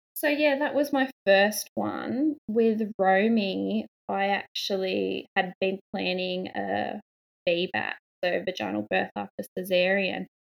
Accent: a town two hours north of Sydney, New South Wales, Australia; I'm from Australia, from um, a town about two hours north of Sydney.

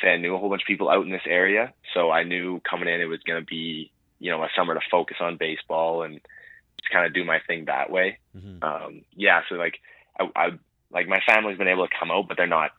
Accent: Nipawin, Saskatchewan, Canada; growing up in Nipawin

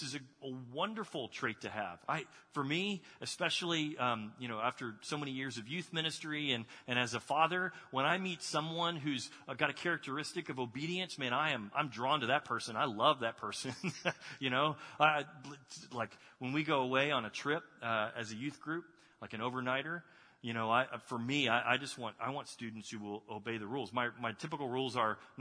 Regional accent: Texas, United States; moved away; I grew up in Texas.

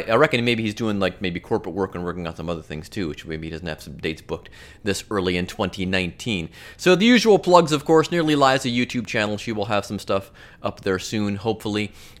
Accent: Cleveland, Ohio, United States; moved away; also born or lived in Pittsburgh; I'm from Cleveland originally

